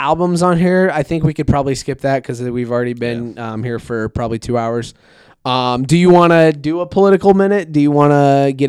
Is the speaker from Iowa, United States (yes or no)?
yes; Des Moines, Iowa, United States; I'm from Des Moines. I'm not from Iowa. Yeah. I'm from Des Moines. We voted blue.